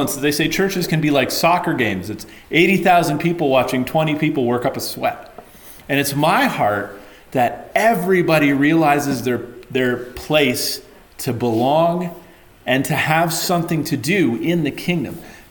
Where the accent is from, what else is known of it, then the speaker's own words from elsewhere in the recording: London, Ontario, Canada; I grew up in the bad area of town. I came from London, Ontario